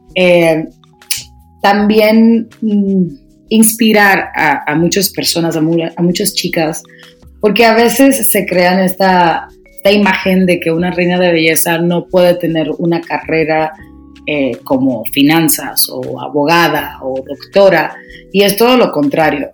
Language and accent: Spanish; Dominican Republic; moved away as an adult; also born or lived in New York City, United States; now in Mexico City, Mexico; me crié en mi país, República Dominicana